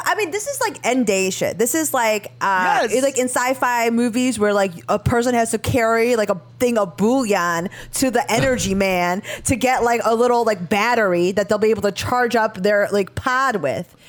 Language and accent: English; Chicago, Illinois, United States; I'm a Chicagoan in that regard like through and through